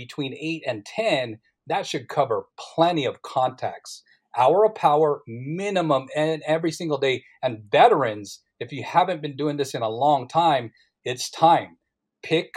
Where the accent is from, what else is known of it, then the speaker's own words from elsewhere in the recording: Philippines; I'm Filipino.